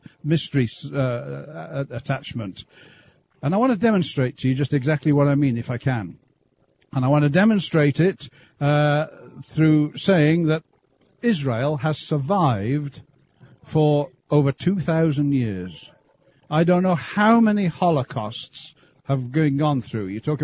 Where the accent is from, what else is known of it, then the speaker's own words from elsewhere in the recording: Birmingham, West Midlands, United Kingdom; moved away as an adult; now in Canada; We lived in Great Britain for, since I was born, really, I guess, up until we came out to Canada. So Birmingham area